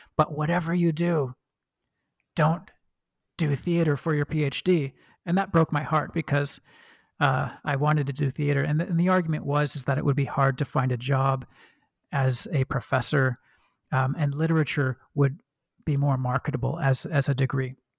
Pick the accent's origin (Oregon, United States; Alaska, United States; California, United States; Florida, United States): Oregon, United States; accent: kind of a Midwestern; moved away; I was born and raised in Oregon